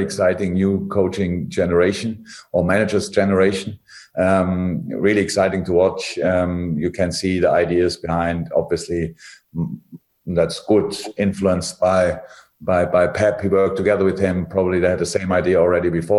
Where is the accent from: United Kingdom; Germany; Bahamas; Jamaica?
Germany; moved away; I come from Germany. I'm educated in a completely different system